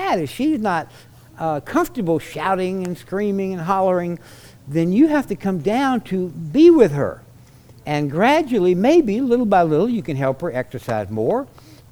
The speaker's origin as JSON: {"language": "English", "region": "South Louisiana", "country": "United States", "said": "I come from South Louisiana where there's such a high Catholic population"}